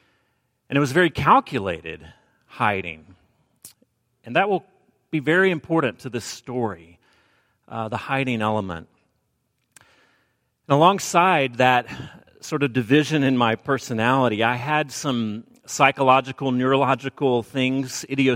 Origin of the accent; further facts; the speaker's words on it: Alabama, United States; accent: Southern; now in US West Coast; I've pretty much jettisoned my Southern accent, though it does come out from time to time, and I'll drop a fixin' to into the sermon, or maybe a mic hood, and you'll realize where my roots lie. I did grow up in Alabama